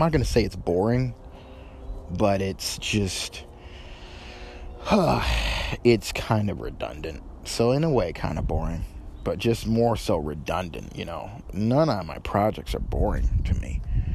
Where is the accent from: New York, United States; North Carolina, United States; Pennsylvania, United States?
New York, United States; northern; now in Tennessee, United States; I'm from New York. Originally, I was raised in New York, mostly northern New York